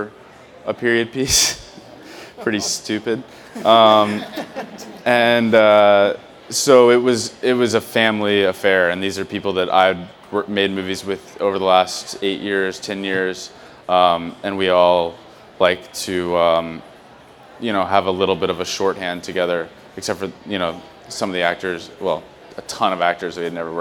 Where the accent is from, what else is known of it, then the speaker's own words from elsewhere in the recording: Louisville, Kentucky, United States; I'm from Louisville, Kentucky